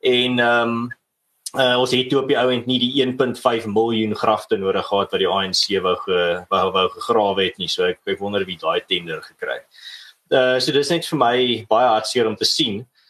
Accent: South Africa; ons as Suid-Afrikaners

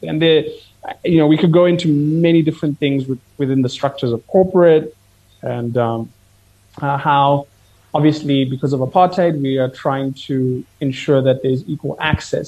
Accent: Kenya; I'm Kenyan

